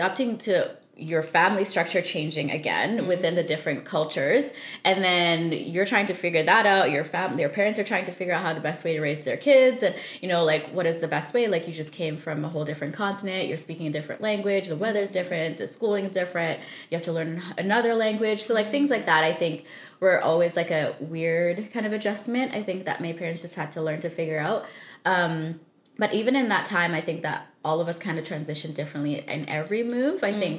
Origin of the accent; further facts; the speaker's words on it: Saskatchewan, Canada; also born or lived in Zambia; now in British Columbia, Canada; So I was born in Zambia. We left when I was 5 with my family, and then we lived there for about 5.5 years. And then we moved to Saskatchewan for about 9 years.